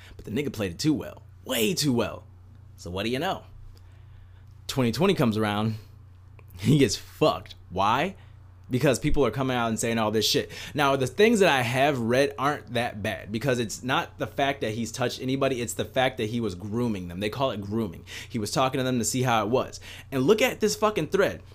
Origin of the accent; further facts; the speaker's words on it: United States; as an American citizen that was, I was fucking born here, I fucking pay taxes here, I live here